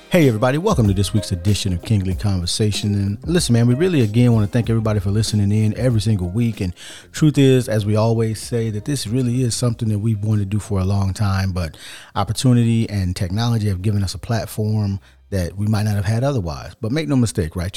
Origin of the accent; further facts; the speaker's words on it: United States; as an American